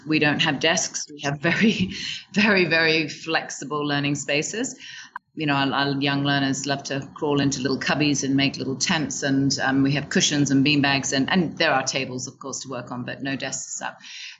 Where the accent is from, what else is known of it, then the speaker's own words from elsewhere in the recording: Hong Kong; also born or lived in Shanghai; now in Vietnam; So I was raised in Hong Kong and did a little bit of traveling